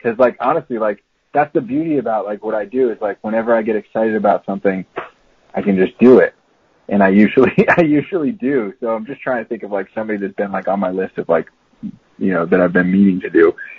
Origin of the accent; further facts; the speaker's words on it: Florida, United States; I spent some time, you know, I grew up in Florida for a little while.